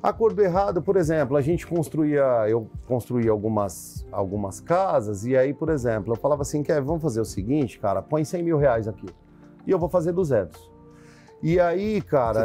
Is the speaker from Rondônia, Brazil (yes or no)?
no; São Paulo, Brazil; born or raised there; also born or lived in Araçatuba